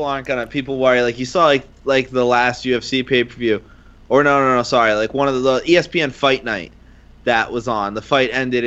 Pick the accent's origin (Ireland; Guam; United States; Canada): Ireland; being Irish